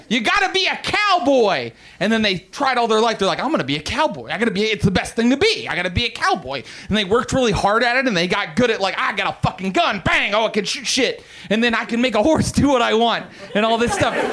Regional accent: West Virginia, United States; I'm from West Virginia.

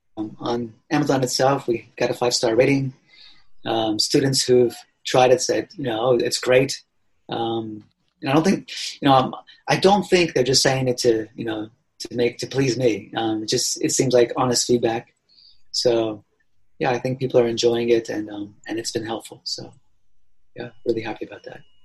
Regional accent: Allentown, Pennsylvania, United States; moved away as an adult; also born or lived in Tokyo, Japan / Australia; now in Japan; I grew up in uh, Allentown, Pennsylvania

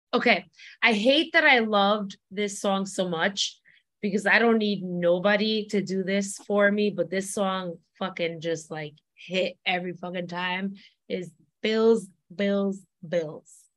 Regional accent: East Coast, United States; I'm from the East Coast

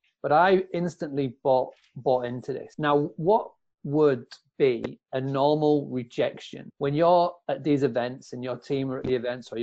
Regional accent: Scarborough, Yorkshire and the Humber, United Kingdom; in Scarborough, my hometown, where I am right now

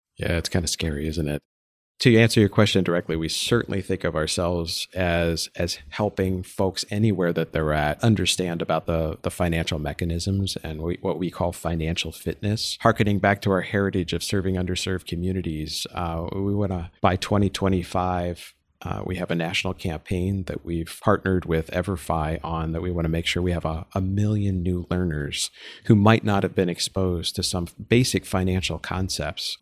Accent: East Coast, United States; I grew up on the East Coast.

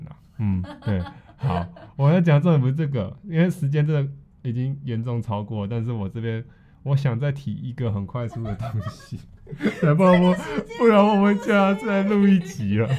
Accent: Taiwan; 我们台湾这边在这个历史古城淡水

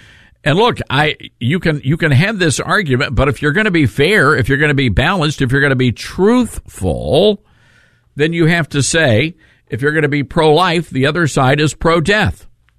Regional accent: the South, United States; I'm from the South

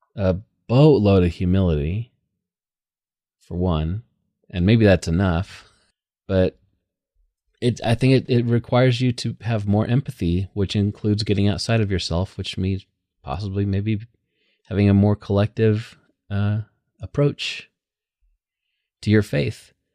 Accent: United States; I'm super American

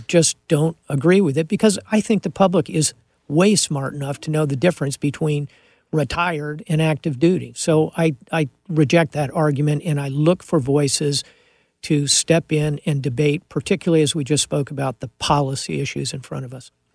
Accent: Miami, Florida, United States; I'm from Miami, I speak Spanish

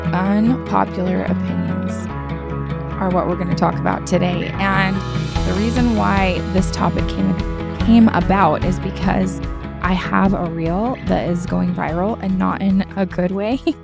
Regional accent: United States; now in Southern California, United States; I did grow up in a much more conservative area of the United States of America

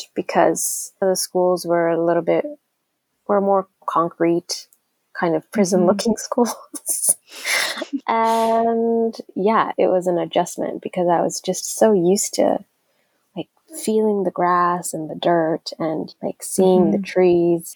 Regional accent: Arlington, Texas, United States; moved away as an adult; now in Nairobi, Kenya; when I was 10, my family and I moved to Arlington, Texas

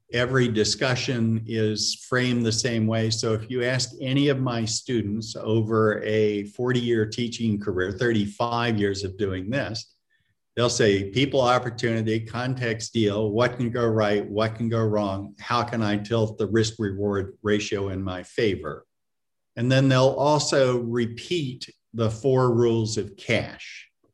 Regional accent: Florida, United States; moved away as an adult; also born or lived in Massachusetts; I grew up in Florida.

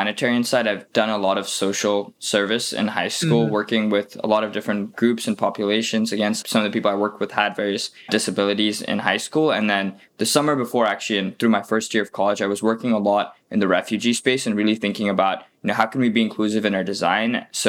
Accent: Singapore; Also being from Singapore, that's my home country and where I'm originally from. And then I moved around a bit.

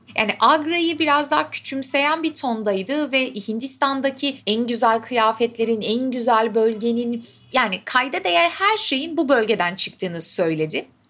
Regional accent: Istanbul, Turkey; sonuçta İstanbul'da doğdum büyüdüm

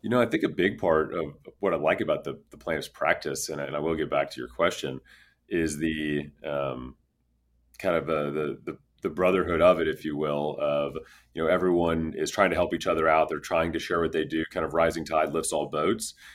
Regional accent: Houston, Texas, United States; I grew up in Houston, Texas

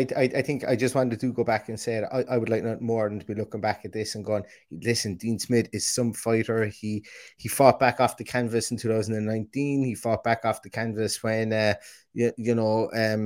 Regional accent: Limerick, Munster, Ireland; accent: Limerick; my aggressive Limerick accent

